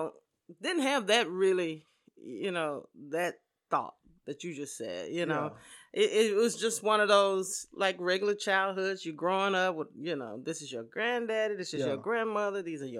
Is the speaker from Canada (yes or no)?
no; Dallas, Texas, United States; I'm born and raised in Dallas, Texas.